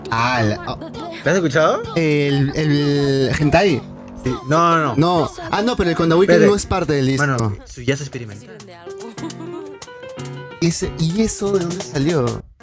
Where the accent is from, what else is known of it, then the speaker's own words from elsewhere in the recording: Spain; soy español veinteañero